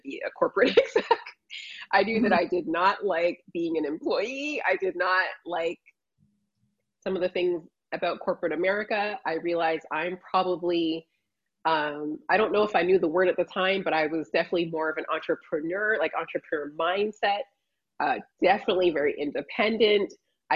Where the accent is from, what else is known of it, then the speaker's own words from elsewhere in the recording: Toronto, Ontario, Canada; moved away as an adult; also born or lived in Illinois / Chicago; now in Orlando, United States; I grew up in Toronto in the cold climate, but my family is from Barbados